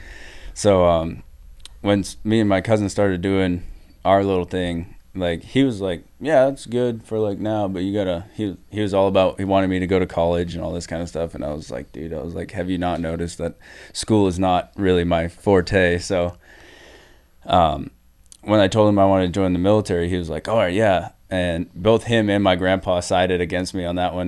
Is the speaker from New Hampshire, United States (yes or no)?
yes; New Hampshire, United States; I'm from New Hampshire